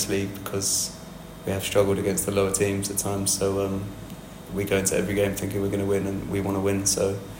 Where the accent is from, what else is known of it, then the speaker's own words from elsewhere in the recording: Kent, South East England, United Kingdom; being from Kent